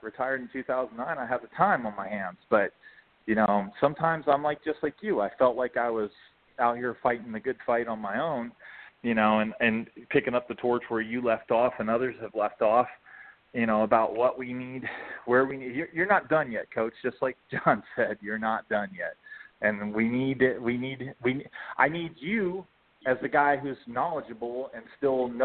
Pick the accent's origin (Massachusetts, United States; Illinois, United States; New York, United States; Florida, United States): Florida, United States; now in Alabama, United States; I'm from Florida